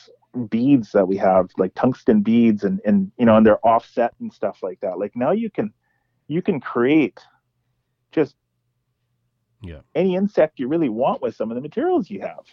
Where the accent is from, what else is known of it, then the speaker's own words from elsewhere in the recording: Kamloops, British Columbia, Canada; now in Vancouver, Canada; I grew up in Kamloops